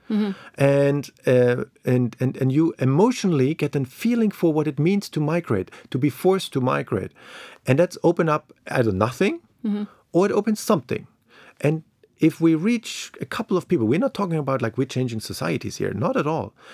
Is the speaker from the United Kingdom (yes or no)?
no; East Germany, Germany; moved away; I grew up in East Germany.